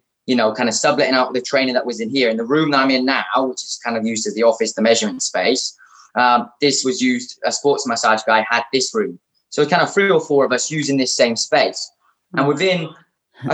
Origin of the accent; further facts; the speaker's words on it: Shrewsbury, West Midlands, United Kingdom; moved away; also born or lived in London; I'm originally from Shrewsbury